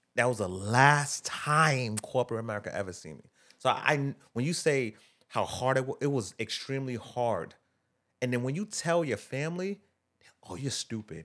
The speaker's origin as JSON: {"language": "English", "town": "Boston", "region": "Massachusetts", "country": "United States", "tie": "born or raised there", "said": "I grew up in Phil's Corner, right? It's, it was, at the time, it was one of the worst places to live in, uh, Boston"}